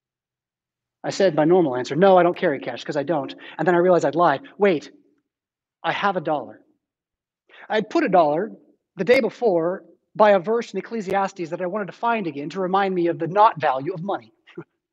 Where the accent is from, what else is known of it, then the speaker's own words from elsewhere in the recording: San Diego, California, United States; now in Rockford, United States; I'm from San Diego